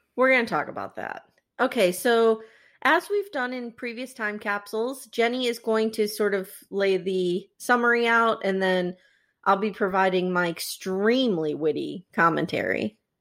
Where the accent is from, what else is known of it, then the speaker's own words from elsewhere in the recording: Scranton, Pennsylvania, United States; we grew up in Scranton, Pennsylvania